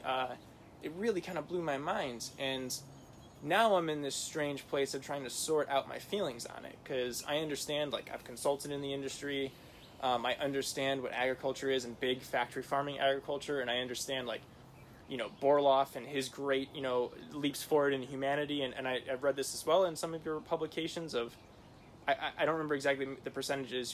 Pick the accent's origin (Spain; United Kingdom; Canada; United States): United States; Midwest; growing up in the Midwest